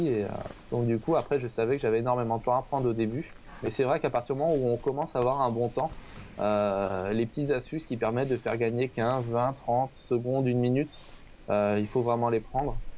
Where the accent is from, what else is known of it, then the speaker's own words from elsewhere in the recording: Le Mans, Pays de la Loire, France; je viens du Mans